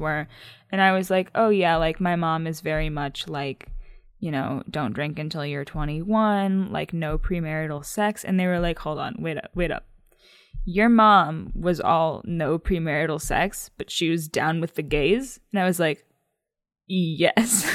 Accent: United States; we're 23 year no, 24 year old American women

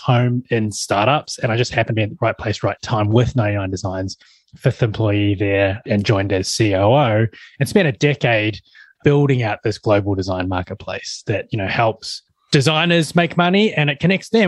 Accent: New Zealand; I'm a Kiwi, that I'm born and bred in New Zealand

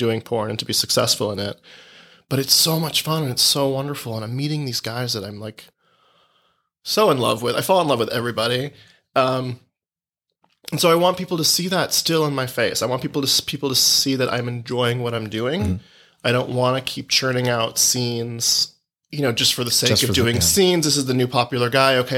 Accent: Boston, Massachusetts, United States; moved away; also born or lived in Italy; I was born here. I am Italian American

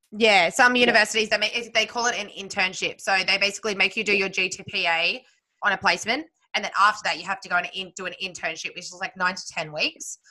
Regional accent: Sydney, New South Wales, Australia; moved away; I grew up in Sydney

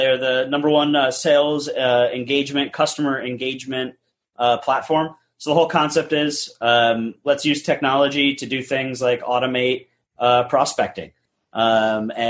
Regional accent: New England, United States; moved away as an adult; also born or lived in upstate New York; now in Houston, United States; I grew up in the New England area, went to school in upstate New York

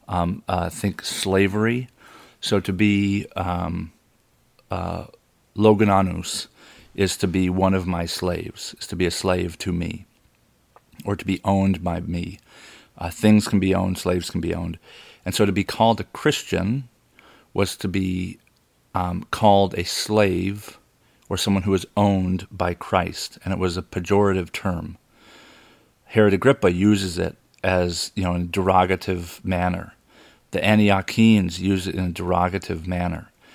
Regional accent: United States; I was born in America

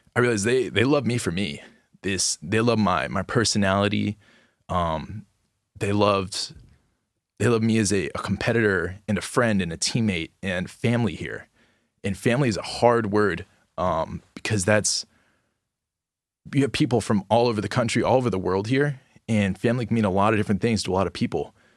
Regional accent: Gainesville, Florida, United States; I'm from Gainesville, Florida, and I'm a sophomore

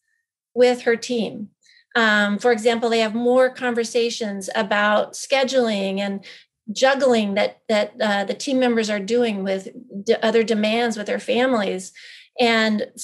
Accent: Power County, Idaho, United States; moved away; small, locally owned, independent pharmacy in my hometown.

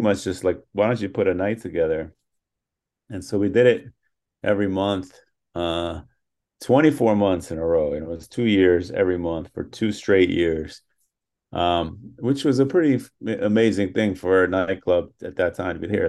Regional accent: New York, United States; Born and raised in New York. Yeah. My whole childhood

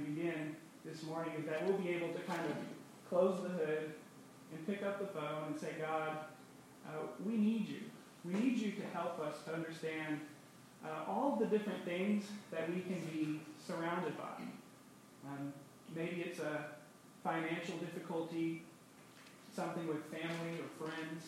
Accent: North Carolina, United States; being from the South, I'm from North Carolina

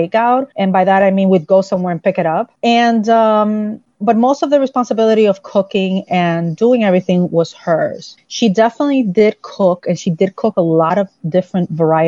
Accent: Santo Domingo, Distrito Nacional, Dominican Republic; I grew up in the Dominican Republic, the capital city, and I grew up with my mother

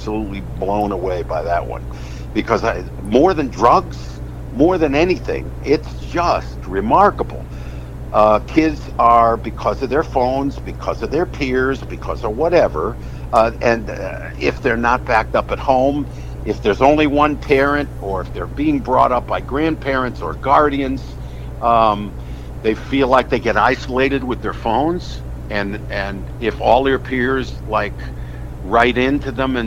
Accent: West Hartford, Connecticut, United States; I'm from West Hartford

